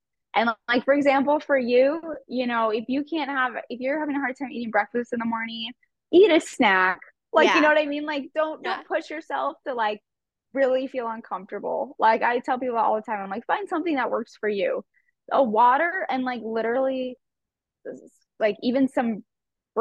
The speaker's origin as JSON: {"language": "English", "town": "Scottsdale", "region": "Arizona", "country": "United States", "tie": "born or raised there", "said": "Scottsdale, Arizona area. I'm actually one of the few that was born and raised here"}